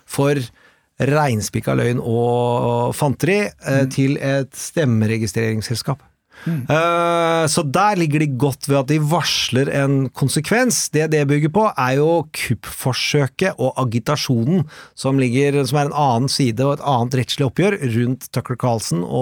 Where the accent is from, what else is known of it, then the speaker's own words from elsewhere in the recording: Østfold, Norway; I Østfold, der vi kommer fra